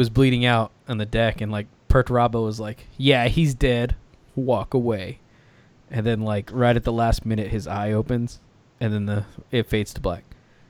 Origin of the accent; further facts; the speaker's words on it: Australia; In any case, because I'm from Australia, I don't want to show up with some outrageous army